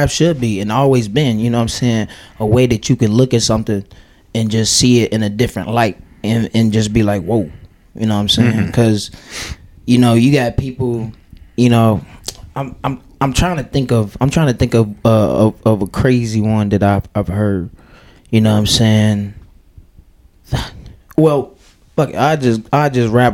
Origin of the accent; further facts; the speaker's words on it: Chicago, Illinois, United States; moved away; also born or lived in Fort Dodge, Iowa; I'm from Chicago